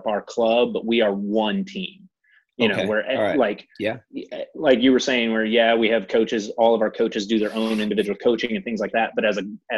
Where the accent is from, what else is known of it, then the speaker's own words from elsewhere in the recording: Northwest Ohio, United States; moved away as an adult; now in Nashville, United States; I'm originally from Northwest Ohio. I moved down here and I've lived here in Nashville